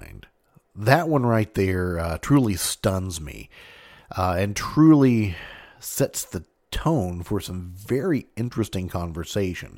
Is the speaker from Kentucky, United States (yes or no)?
yes; Mayfield, Kentucky, United States; this is right from my hometown